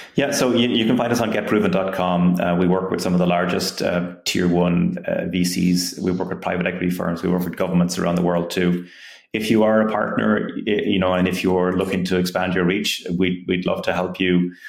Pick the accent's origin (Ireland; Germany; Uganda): Ireland; moved away as an adult; also born or lived in Silicon Valley; I'm from Ireland, I came to Silicon Valley